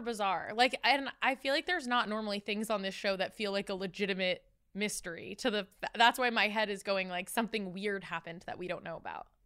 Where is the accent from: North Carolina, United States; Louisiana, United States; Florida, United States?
Florida, United States; Tampa; moved away as an adult; also born or lived in Los Angeles; I'm from Tampa, and so coming to, like, I moved to L A when I was eighteen for college